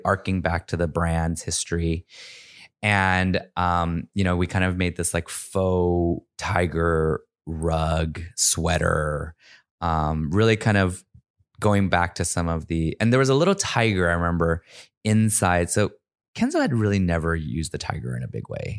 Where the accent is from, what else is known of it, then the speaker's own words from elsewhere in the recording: United States; growing up in America as an immigrant